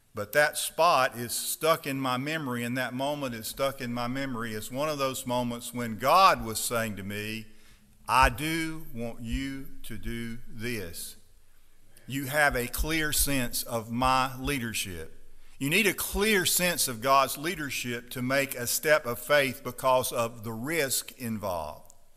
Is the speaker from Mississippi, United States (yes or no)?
yes; Stonewall, Mississippi, United States; I grew up on the Chickasaw River.